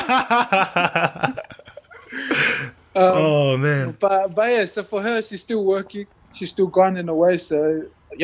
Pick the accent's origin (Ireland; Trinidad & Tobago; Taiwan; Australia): Australia; Sydney, New South Wales; moved away as an adult; now in France; Born and raised in Sydney, Australia.